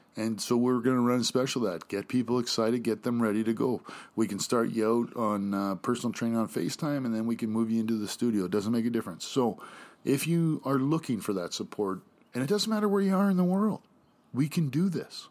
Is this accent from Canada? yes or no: yes; Canada; also born or lived in United States; I'm proud to say I'm Canadian